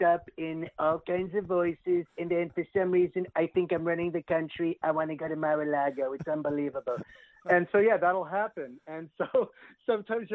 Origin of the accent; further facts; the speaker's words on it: Montreal, Quebec, Canada; moved away; I was in Montreal. I'm originally from Canada. I grew up there